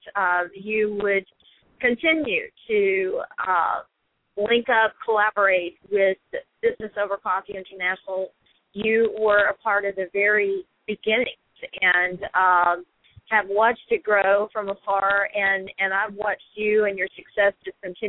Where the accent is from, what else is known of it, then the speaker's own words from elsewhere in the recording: Memphis, Tennessee, United States; I'm en route from Nashville to Memphis and ready to get back to my hometown